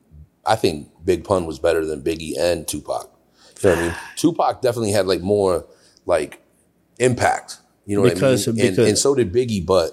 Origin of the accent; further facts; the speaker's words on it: California, United States; moved away as an adult; now in Buffalo, United States; I grew up in California.